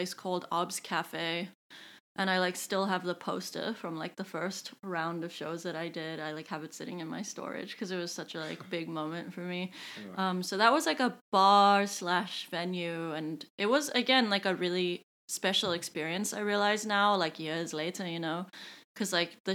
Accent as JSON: {"language": "English", "town": "Cape Town", "region": "Western Cape", "country": "South Africa", "tie": "born or raised there", "moved": "yes", "lives_now": "New York, United States", "said": "Camps Bay, Cape Town, which is the town where I grew up."}